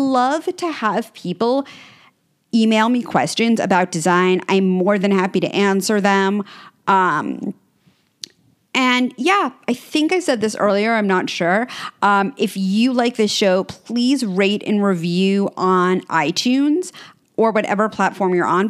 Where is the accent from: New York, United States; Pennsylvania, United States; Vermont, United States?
New York, United States; New York City; now in Los Angeles, United States; I grew up on 63rd in York.